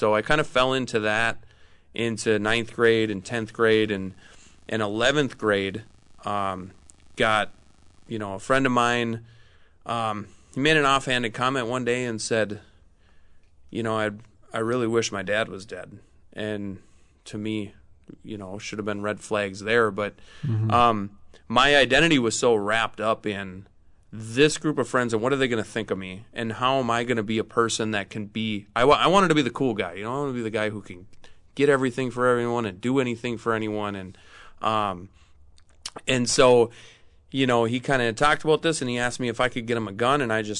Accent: Minnesota, United States; So I'm from Minnesota, born and raised, grew up in central Minnesota.

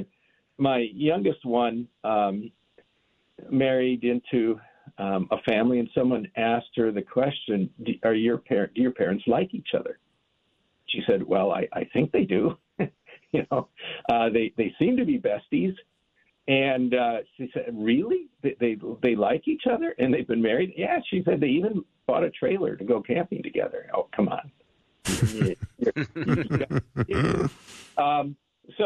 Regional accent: Minneapolis, Minnesota, United States; growing up in the Minneapolis-St. Paul area

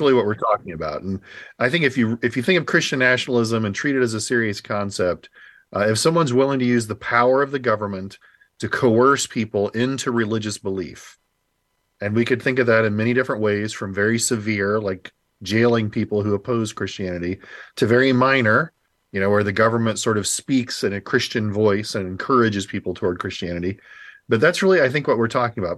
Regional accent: Indianapolis, Indiana, United States; moved away; I grew up in Indianapolis

